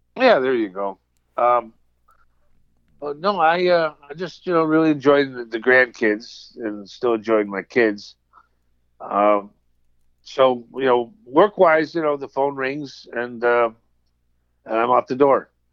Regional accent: United States; growing up on Long Island Sound

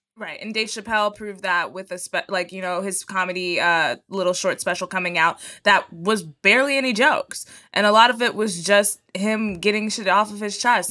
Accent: Texas, United States; I'm from Texas, so I grew up speaking Spanish that I learned from people from Mexico.

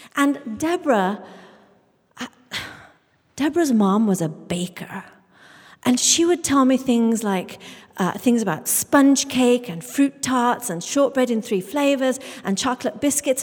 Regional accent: England, United Kingdom; I grew up in England, the daughter of Indian immigrants

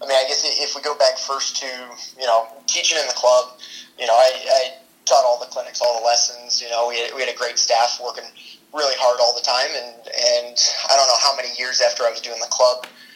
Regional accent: Bloomington, Indiana, United States; as a kid growing up in Bloomington

